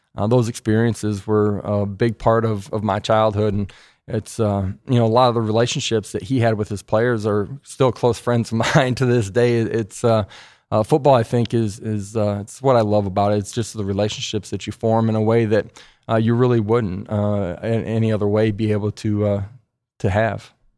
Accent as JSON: {"language": "English", "region": "South Dakota", "country": "United States", "tie": "born or raised there", "moved": "as an adult", "lives_now": "Tennessee, United States", "said": "growing up in South Dakota"}